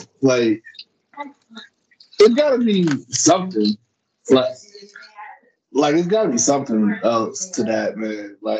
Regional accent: Akron, Ohio, United States; I'm from Akron. You need to be cussing me out.

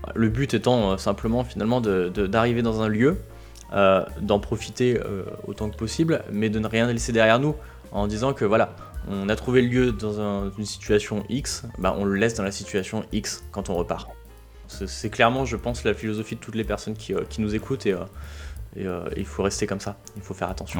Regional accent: France; on est français

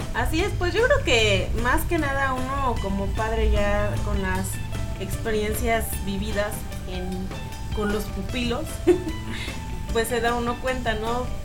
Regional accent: Mexico; como buen mexicano

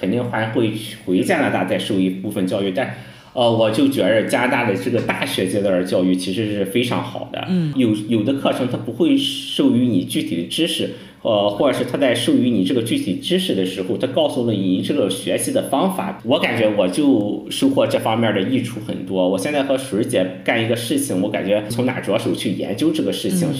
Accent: China; 我回国现在在国内的一个很重要的目的就是我想让我的孩子在中国出生，有一个中国的国籍。

